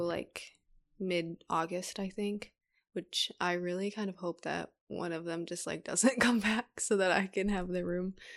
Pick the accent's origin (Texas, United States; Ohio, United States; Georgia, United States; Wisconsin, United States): Wisconsin, United States; Brookfield; I grew up in Brookfield